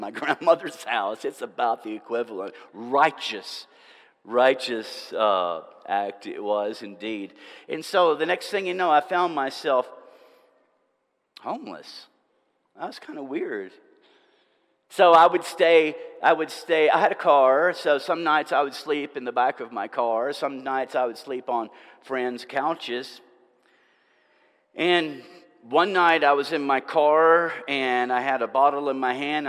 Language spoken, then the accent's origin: English; Nashville, Tennessee, United States; also born or lived in Franklin, Tennessee / Murfreesboro, Tennessee; about 30 miles from where I grew up in Nashville and Franklin